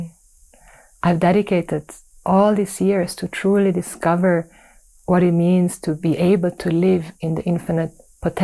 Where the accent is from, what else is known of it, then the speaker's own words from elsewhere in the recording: Switzerland; growing up in Switzerland